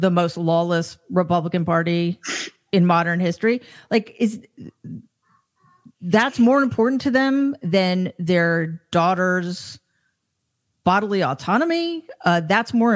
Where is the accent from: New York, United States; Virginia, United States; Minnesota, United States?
New York, United States; New York City; I'm from New York City